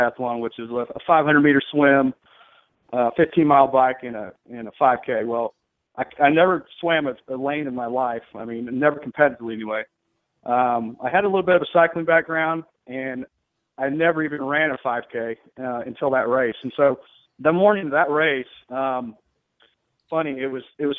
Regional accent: Texas, United States; I'm from Texas, so I drink Bud Light

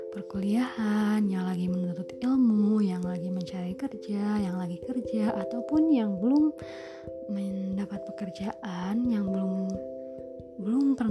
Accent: Ciamis, West Java, Indonesia; Jadi nama aku itu …, aku berusia 20 tahun. Aku berasal dari Ciamis, Jawa Barat.

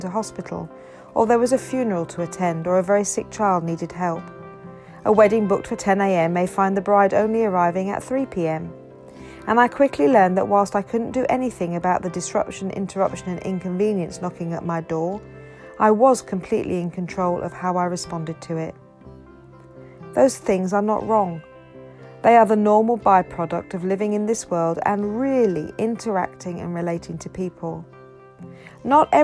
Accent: Ghana; also born or lived in Zambia; now in United Kingdom; having been born and brought up in Ghana

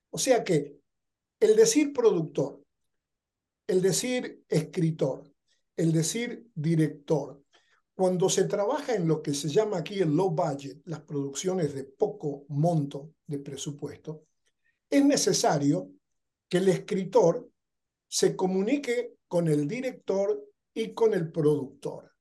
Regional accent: Argentina; moved away as an adult; now in Los Angeles, United States; Yo soy original de Argentina

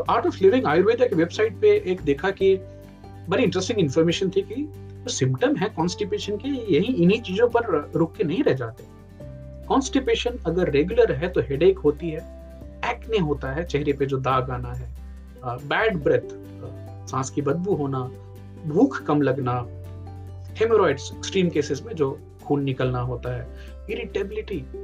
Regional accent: Bihar, India; काकरी यहाँ बोलते हैं हमारे यहाँ बिहार में खीरा बोलते

